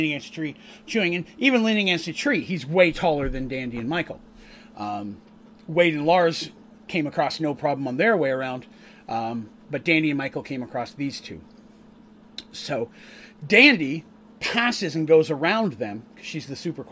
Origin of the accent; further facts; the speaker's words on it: Canada; now in United States; where I grew up in Canada, there are a lot of Scots